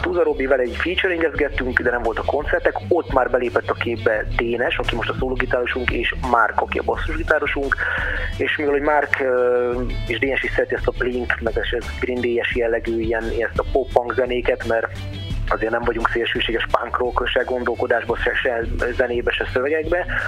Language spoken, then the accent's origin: Hungarian; Eger, Heves, Hungary; nekem egriként